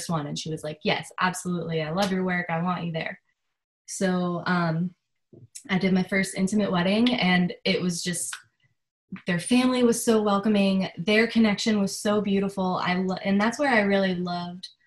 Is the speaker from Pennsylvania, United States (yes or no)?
yes; Pennsylvania, United States; moved away as an adult; now in Charleston, United States; I'm originally from Pennsylvania. So once I moved to Charleston